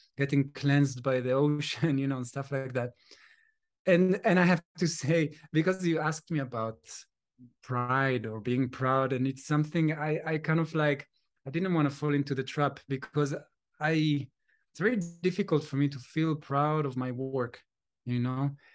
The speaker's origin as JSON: {"language": "English", "town": "Jerusalem", "region": "Jerusalem District", "country": "Israel", "moved": "yes", "said": "I'm from Jerusalem"}